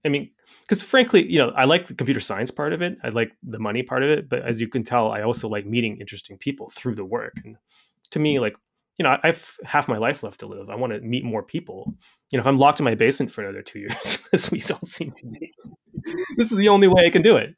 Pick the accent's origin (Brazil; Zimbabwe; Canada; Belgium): Canada; I'm Canadian